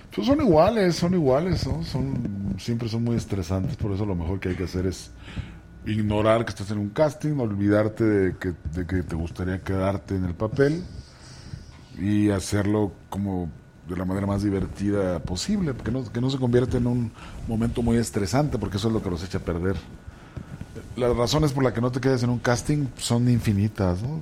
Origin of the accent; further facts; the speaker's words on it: Tepic, Nayarit, Mexico; also born or lived in Ciudad Juárez; now in Mexico City, Mexico; Soy de Nayarit